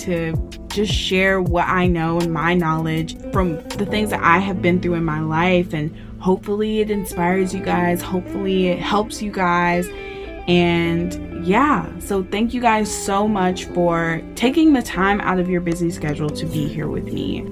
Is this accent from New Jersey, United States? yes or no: no; Memphis, Tennessee, United States; also born or lived in Arkansas / Virginia; now in San Antonio, United States; I am originally from Memphis, Tennessee. It's where I grew up.